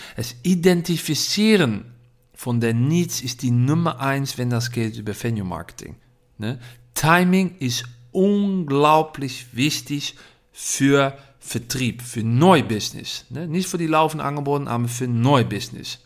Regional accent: Netherlands; German is a second language; Ich komme aus Holland.

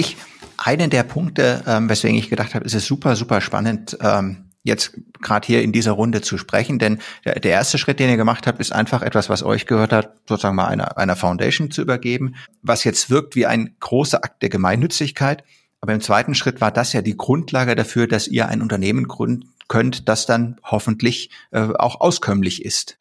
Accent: Germany; als Deutscher

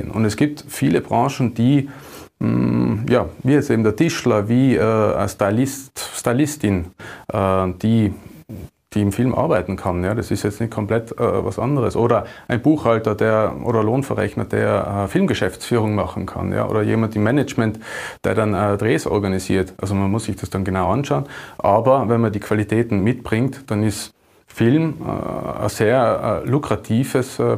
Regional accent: Tyrol, Austria; es wird natürlich jetzt bei uns in Tirol äh, Stoffe, die in den Alpen spielen, sind dann natürlich äh, prädestiniert, um sie hier zu, zu produzieren.

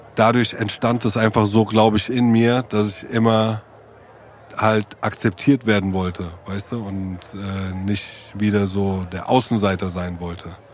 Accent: Germany; als Deutscher wie ich

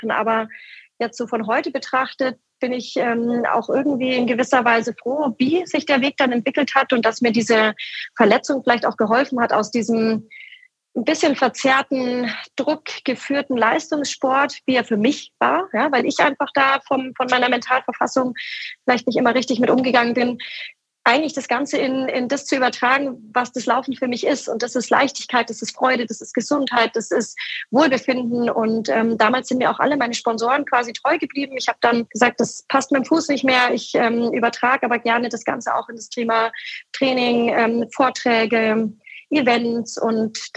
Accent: Hamburg, Germany

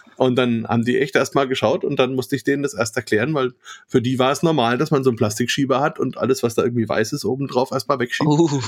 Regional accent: Franconia, Bavaria, Germany; ich komme allerdings auch aus Franken

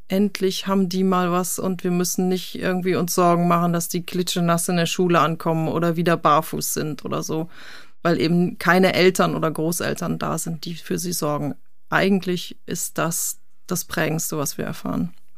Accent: North Rhine-Westphalia, Germany; moved away; Ich bin ja ursprünglich auch Westfale

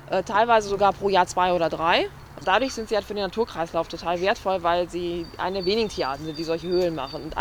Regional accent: Oberkassel, North Rhine-Westphalia, Germany; Wir kommen zwar aus Oberkassel, aber man erfährt doch einiges Neues.

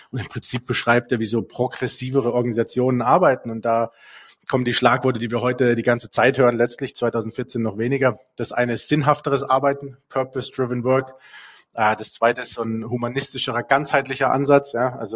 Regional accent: Basel, Basel-Stadt, Switzerland; also wenn du in Basel groß bist, also ich bin in der Gegend hier groß geworden, wenn du hier groß bist

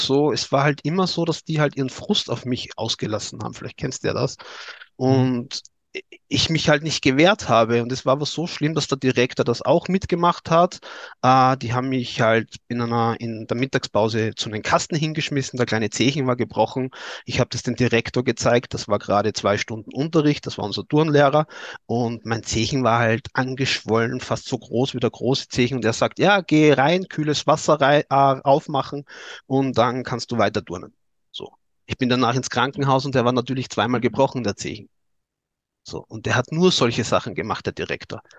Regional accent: Styria, Austria; accent: Austrian; ich komme aus Österreich, aus der Steiermark, aus der Grünen

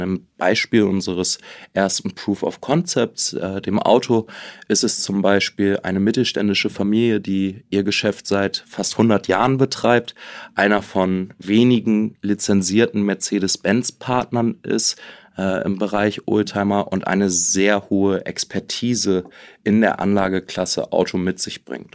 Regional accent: Germany; now in Liechtenstein; als Deutscher

